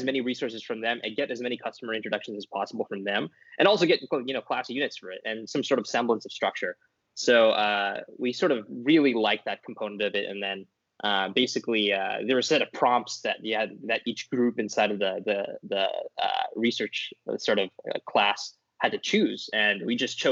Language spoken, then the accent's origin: English; Bakersfield, California, United States; also born or lived in Stanford; I was raised by Indian American parents, Indian parents, and I'm Indian American in Bakersfield.